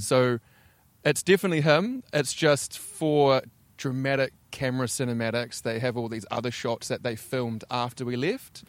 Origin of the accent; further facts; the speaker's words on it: Invercargill, Southland, New Zealand; now in Auckland, New Zealand; I am from Invercargill, deep south.